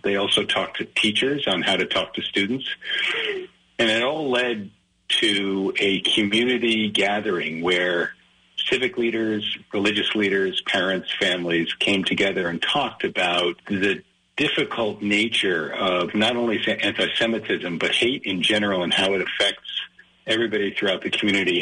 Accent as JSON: {"language": "English", "town": "Great Neck", "region": "New York", "country": "United States", "tie": "born or raised there", "also_born_or_lived": "Rochester, New York / Brunswick, Maine", "said": "we moved to Great Neck. Um, so I grew up the rest of my childhood on Long Island"}